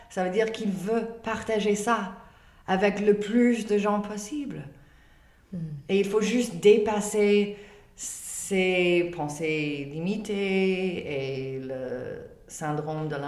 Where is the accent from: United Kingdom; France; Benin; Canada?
United Kingdom; England; French is a second language; Et pourtant, moi, je suis anglaise.